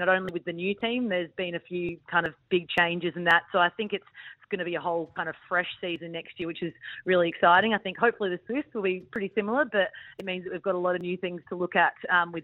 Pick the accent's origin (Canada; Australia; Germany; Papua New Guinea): Australia; Adelaide, South Australia; moved away; I went back to Adelaide, actually, to visit the family because I'm from Adelaide